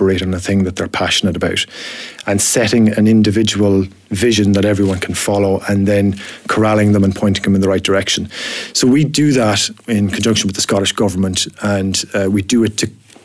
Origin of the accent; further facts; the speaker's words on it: Ireland; accent: Irish; now in Scotland; you'll have detected from the accent that I'm Irish myself